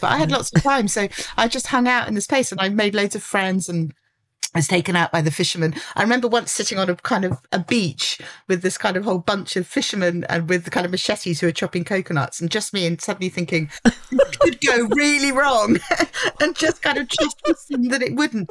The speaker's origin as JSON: {"language": "English", "region": "London", "country": "United Kingdom", "said": "I'm a Londoner."}